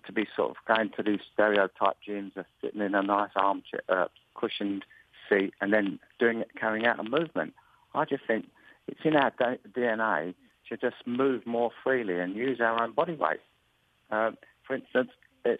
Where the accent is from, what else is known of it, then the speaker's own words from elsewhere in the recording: England, United Kingdom; accent: English; my accent, please tell me to slow down so the English accent doesn't come across where you can't understand me.